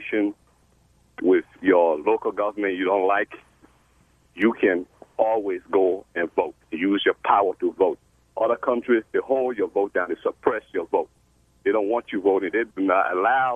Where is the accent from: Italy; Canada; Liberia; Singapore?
Liberia; moved away as an adult; now in Chicago, United States; I'm from Liberia, West Africa